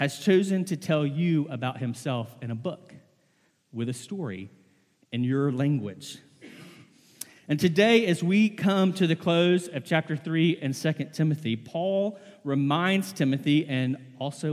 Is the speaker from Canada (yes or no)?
no; the South, United States; I was born and raised in the South